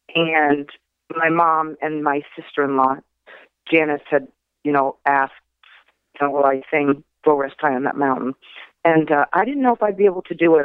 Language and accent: English; Machiasport, Maine, United States; also born or lived in Portland, Maine; I was actually born in Portland, Maine, but I grew up in Machias Port.